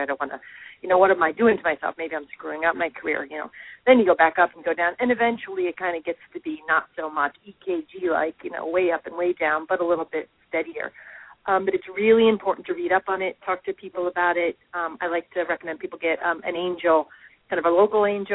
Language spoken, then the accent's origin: English; United States; also born or lived in Hong Kong; as an American